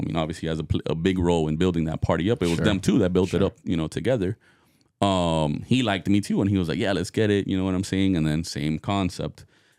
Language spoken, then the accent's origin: English; Miami, Florida, United States; now in Hollywood, United States; I mean, yeah, I'm in Hollywood, no, but I'm from Miami.